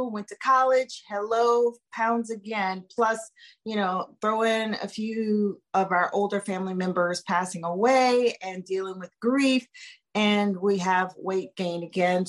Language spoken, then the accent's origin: English; New Orleans, Louisiana, United States; I grew up in New Orleans